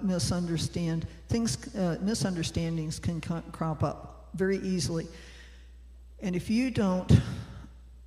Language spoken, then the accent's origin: English; United States; moved away; as American Christians